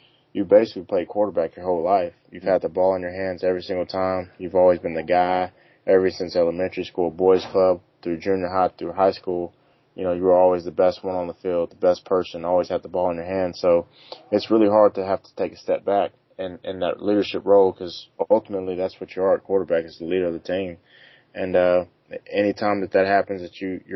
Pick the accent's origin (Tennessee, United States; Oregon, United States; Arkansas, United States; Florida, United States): Arkansas, United States; moved away as an adult; That was my home state